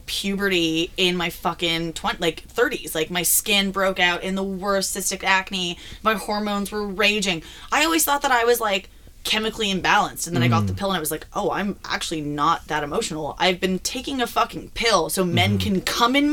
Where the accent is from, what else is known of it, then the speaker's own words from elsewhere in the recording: Toronto, Ontario, Canada; as a youth growing up in Toronto, Ontario